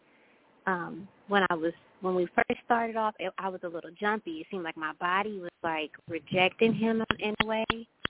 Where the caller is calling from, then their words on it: Texas, United States; I'm Kiera. I'm calling from Texas.